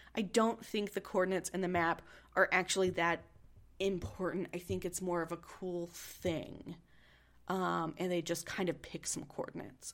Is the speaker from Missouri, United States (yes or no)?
yes; Missouri, United States; I'm from Missouri